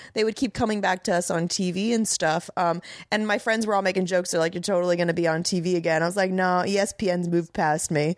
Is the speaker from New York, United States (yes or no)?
no; Tampa, Florida, United States; also born or lived in Miami; raised in Tampa